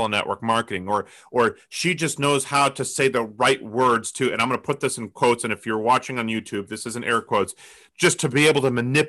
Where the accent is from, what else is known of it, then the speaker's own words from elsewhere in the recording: Colorado, United States; I grew up in Colorado